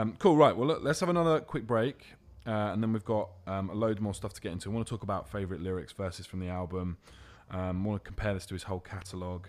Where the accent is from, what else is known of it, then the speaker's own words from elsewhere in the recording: London, United Kingdom; I'm from London.